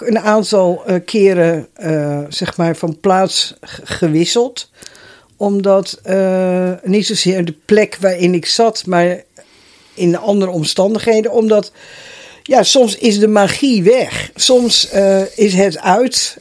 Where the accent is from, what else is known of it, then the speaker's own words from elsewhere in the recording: Netherlands; also born or lived in Schalkwijk; ik ben opgegroeid in het Rozenstok huis. Ja. Ik was 14 jaar dat we daar kwamen wonen.